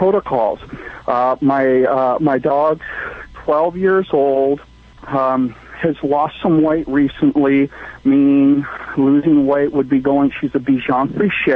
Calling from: Morro Bay, California, United States; I am calling from Morro Bay

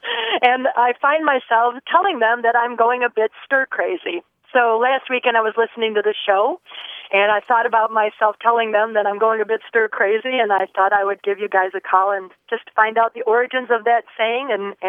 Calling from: Traverse City, Michigan, United States; I'm calling today from Traverse City, Michigan.

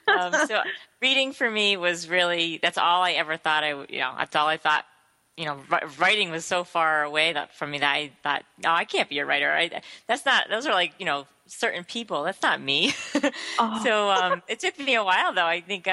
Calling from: Connecticut, United States; I am calling in from Connecticut.

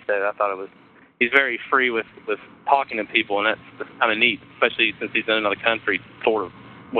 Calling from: Panama City, Florida, United States; also born or lived in Atlanta; I'm now in Panama City, Florida. I was in right outside of Atlanta.

